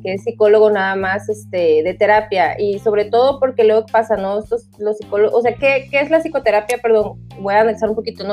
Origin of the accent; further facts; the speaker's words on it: Tabasco, Mexico; also born or lived in Monterrey; yo soy de Tabasco, ahorita estoy actualmente aquí en, pues en mi casa, ¿no? En Tabasco